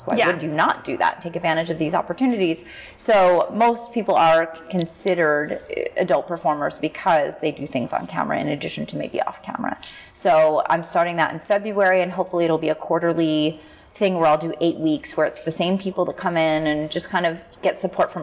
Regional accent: Philadelphia, Pennsylvania, United States; moved away; in Philadelphia. Yeah. My hometown.

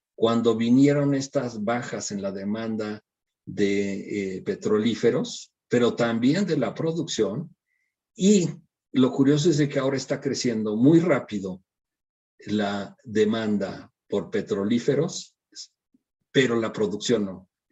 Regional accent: Mexico

